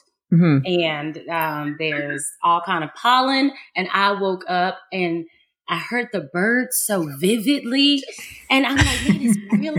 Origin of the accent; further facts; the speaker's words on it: Dallas, Texas, United States; I'm from Dallas, Texas